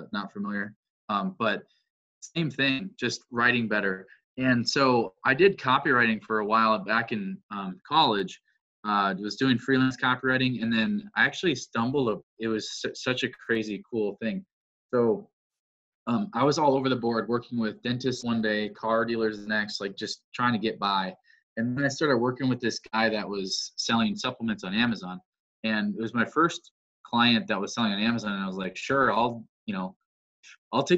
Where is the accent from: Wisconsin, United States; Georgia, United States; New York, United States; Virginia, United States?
Wisconsin, United States; also born or lived in Crookston, Minnesota; I'm born and raised in Wisconsin